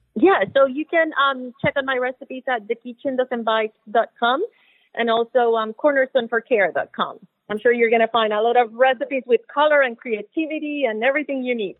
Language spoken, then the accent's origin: English; Puerto Rico; now in Miami, United States; I'm originally from Puerto Rico. When I moved to Miami